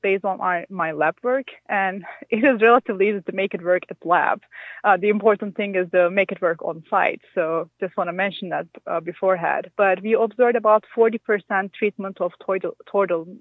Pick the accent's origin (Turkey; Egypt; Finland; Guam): Turkey; moved away as an adult; now in Minnesota, United States; I'm not from Minnesota. I'm from Turkey. And I moved to Minnesota for my job at MSU